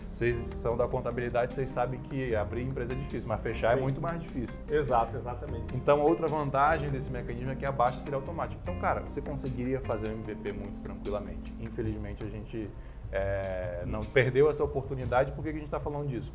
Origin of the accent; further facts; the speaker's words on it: Manaus, Amazonas, Brazil; now in Brasília, Brazil; eu sou manauara